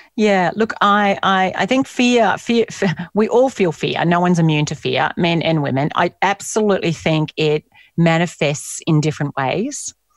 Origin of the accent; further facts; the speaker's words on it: Australia; moved away as an adult; also born or lived in United States; being Australian